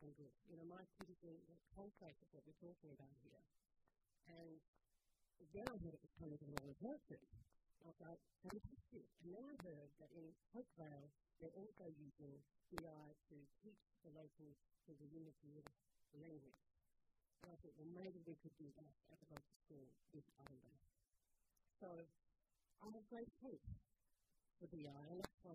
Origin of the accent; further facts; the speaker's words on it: Alice Springs, Northern Territory, Australia; also born or lived in Sydney; I come from Alice Springs, which is my father's country